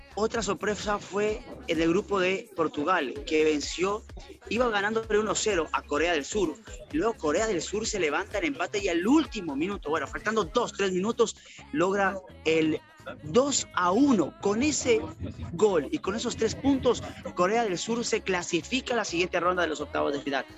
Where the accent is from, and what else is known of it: Ecuador